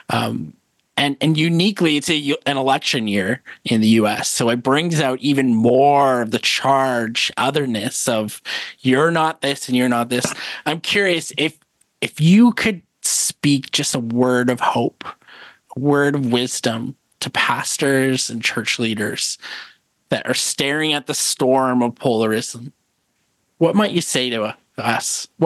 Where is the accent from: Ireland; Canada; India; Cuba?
Canada; Edmonton, Alberta; born there; Calgary. I was born in Edmonton.